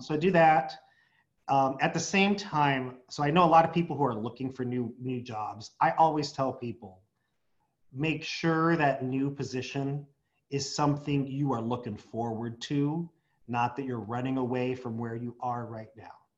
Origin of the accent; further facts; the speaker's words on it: San Diego, California, United States; my hometown, San Diego